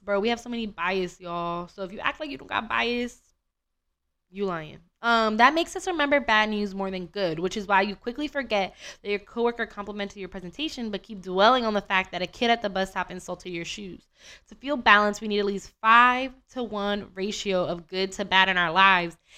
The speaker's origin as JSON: {"language": "English", "country": "United States", "said": "I'm American"}